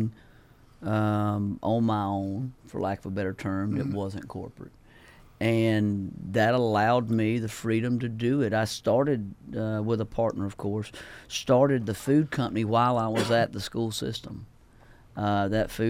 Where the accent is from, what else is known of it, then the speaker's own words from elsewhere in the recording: Bainbridge, Georgia, United States; now in Oconee County, United States; I always talk about Bainbridge being my hometown, but this is my home.